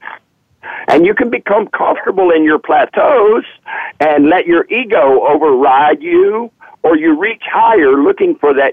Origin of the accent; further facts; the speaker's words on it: the South, United States; I am from the South